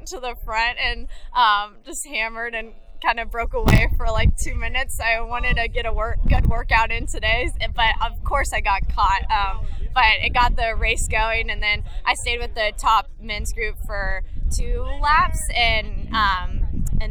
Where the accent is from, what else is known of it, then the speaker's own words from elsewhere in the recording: Pflugerville, Texas, United States; also born or lived in Austin, Texas / Boulder, Colorado; I'm from Pflugerville, Texas